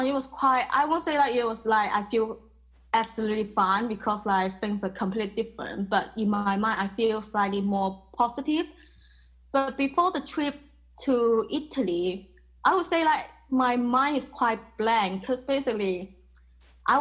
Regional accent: Macau; moved away as an adult; now in London, United Kingdom; I was born in Macau. I was raised in a very traditional Asian family

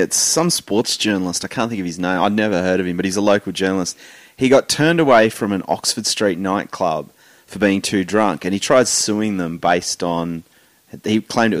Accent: Tasmania, Australia; I grew up in Tassie.

